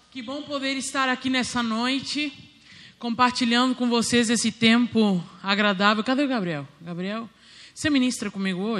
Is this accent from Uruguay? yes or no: yes; Uruguay; Sou uruguaia.